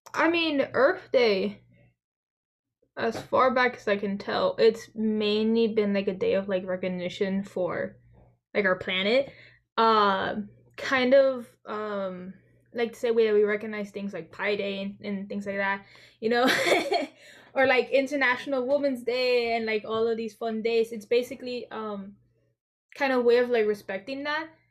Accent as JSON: {"language": "English", "region": "Florida", "country": "United States", "said": "I am a 17 year old junior uh, from Florida"}